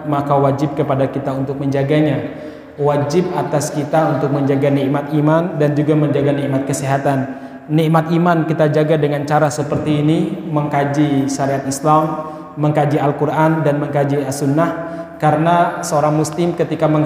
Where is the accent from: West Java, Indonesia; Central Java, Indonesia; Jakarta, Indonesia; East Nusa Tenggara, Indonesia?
Central Java, Indonesia; Solo; saya nggak lahir di Solo tapi saya besar di Solo